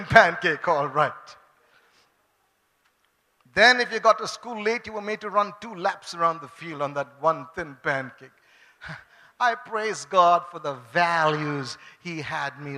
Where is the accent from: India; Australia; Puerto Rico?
India; Bangalore, Karnataka; also born or lived in Chennai; I am a Bangalore Babu. Okay, I grew up from here